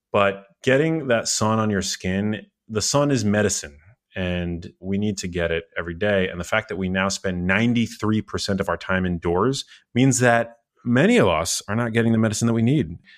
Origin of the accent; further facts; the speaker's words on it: New York City, New York, United States; I grew up in New York City